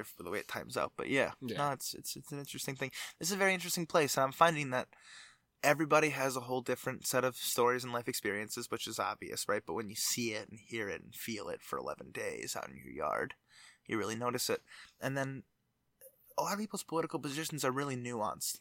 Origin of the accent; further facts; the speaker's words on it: Georgia, United States; moved away; I grew up in Georgia